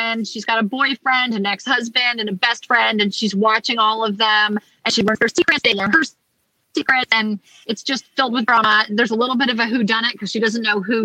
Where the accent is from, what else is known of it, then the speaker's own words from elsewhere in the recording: Collegeville, Pennsylvania, United States; I'm in Collegeville, Pennsylvania tonight, which is my hometown